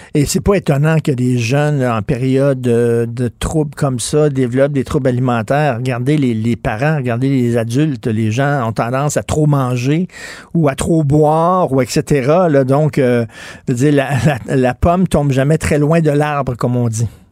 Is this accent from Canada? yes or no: yes; Montreal, Quebec, Canada; je viens de Verdun